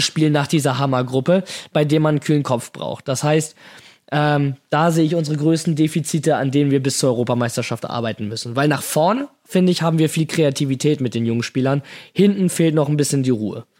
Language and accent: German; Hamburg, Germany; in meiner Heimatstadt, in Hamburg